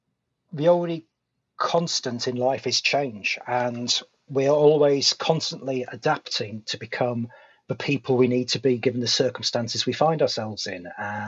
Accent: United Kingdom; accent: British; because I have that slight gravitas of having a British accent

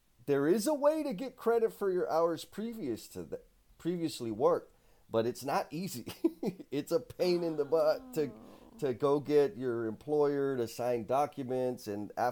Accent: San Antonio, Texas, United States; I'm from San Antonio, Texas

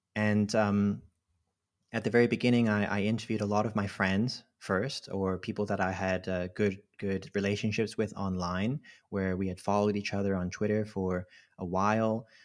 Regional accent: Hong Kong; moved away; also born or lived in Cambridge; I grew up in Hong Kong, and, uh, I'm a Filipino Chinese, uh, person.

